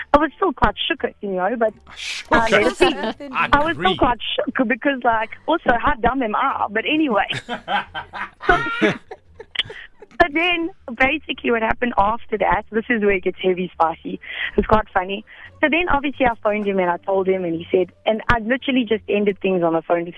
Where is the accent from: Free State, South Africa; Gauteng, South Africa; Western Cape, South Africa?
Gauteng, South Africa; Edenvale; now in Bedfordview, South Africa; Edenvale, now Bedford View.